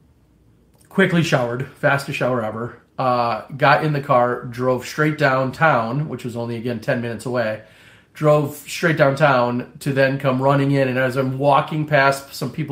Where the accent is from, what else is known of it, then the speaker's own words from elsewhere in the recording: Appleton, Wisconsin, United States; my hometown in at the time Appleton, Wisconsin